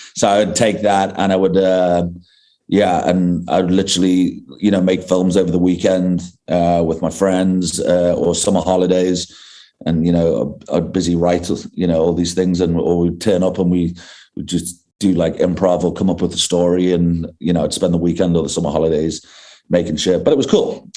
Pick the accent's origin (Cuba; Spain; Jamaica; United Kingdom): United Kingdom; England; now in South Africa; I grew up in I grew up in England